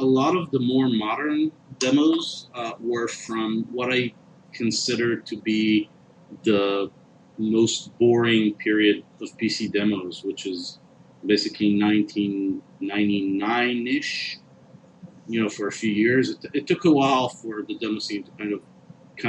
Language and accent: English; Israel; I'm from Israel